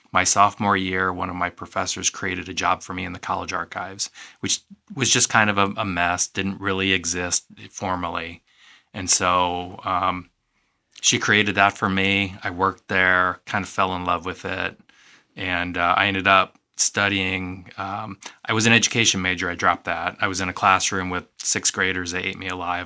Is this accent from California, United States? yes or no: no; East Moline, Illinois, United States; I grew up in East Moline